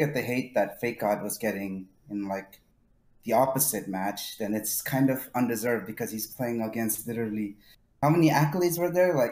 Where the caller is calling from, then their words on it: Hanover, New Hampshire, United States; I'm calling from Hanover, New Hampshire.